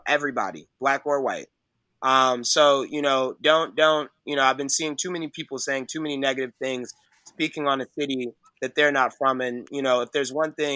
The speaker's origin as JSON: {"language": "English", "town": "Chicago", "region": "Illinois", "country": "United States", "tie": "born or raised there", "said": "I'm from Chicago. I went to school. I grew up on 79th Street"}